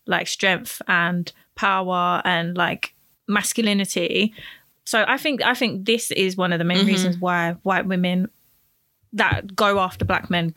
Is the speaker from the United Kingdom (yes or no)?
yes; United Kingdom; I'm British too